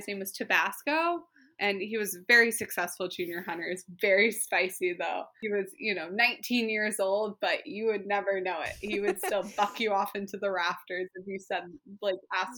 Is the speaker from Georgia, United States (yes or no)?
yes; Alpharetta, Georgia, United States; I'm from Georgia. I'm used to, like, the humid Georgia heat